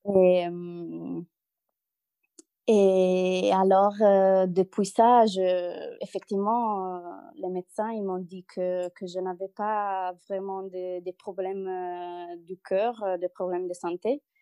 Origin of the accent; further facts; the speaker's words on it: Italy; French is a second language; moved away as an adult; now in Lille, France; je suis une Italienne expatriée en France, à Lille.